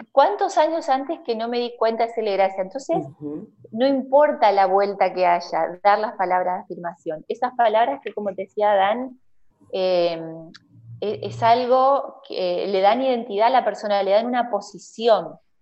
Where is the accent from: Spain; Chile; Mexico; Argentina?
Argentina; Aldea Protestante, Entre Ríos; also born or lived in Diamante / Viale; now in Aldea San Antonio, Argentina; soy nacida en Diamante, criada en la ah, aldea protestante y termino adoptándome en Viale